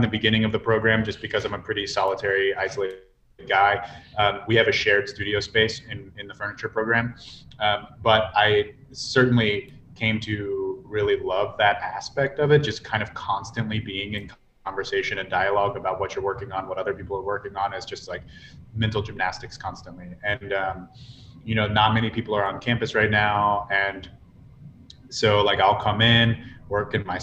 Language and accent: English; Virginia, United States; moved away as an adult; also born or lived in Mongolia; now in San Diego, United States; I'm from Virginia